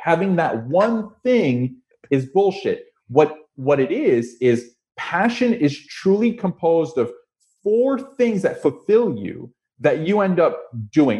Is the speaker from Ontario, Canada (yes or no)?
yes; Toronto, Ontario, Canada; also born or lived in Montreal; born in Montreal, grew up in Toronto.